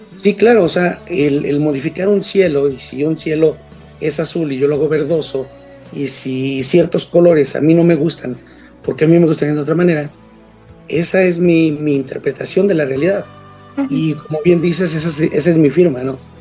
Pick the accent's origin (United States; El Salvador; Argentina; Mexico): Mexico; Mexico City; yo soy de la Ciudad de México, vivo en la Ciudad de México, soy de México